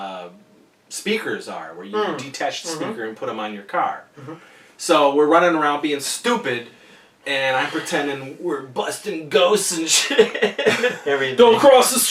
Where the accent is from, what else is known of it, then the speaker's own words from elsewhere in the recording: Wellsville, New York, United States; I grew up in Wellesley, New York. That's right, New York, and we had a drive-in